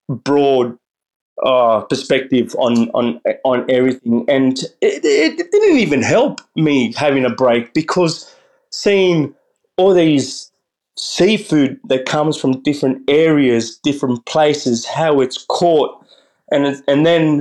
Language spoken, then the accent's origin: English; Australia; also born or lived in Concepción, Chile; Yeah, I was born in Chile, in Concepcion, when I was one. You know, and dad moved us to Australia and took the whole family